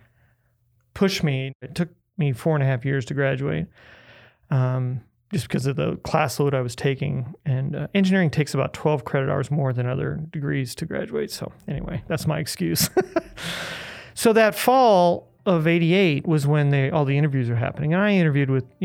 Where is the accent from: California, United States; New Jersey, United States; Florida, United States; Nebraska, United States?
Nebraska, United States; Omaha; I was born and raised in Omaha, actually. Lived in the same house my entire life growing up